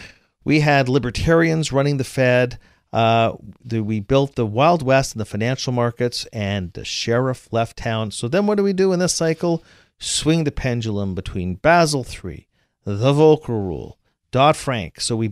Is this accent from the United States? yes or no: no; Canada; Look, I'm from Canada.